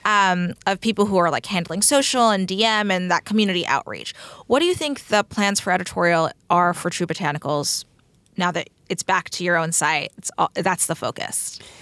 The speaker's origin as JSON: {"language": "English", "region": "Texas", "country": "United States", "said": "I'm from Texas"}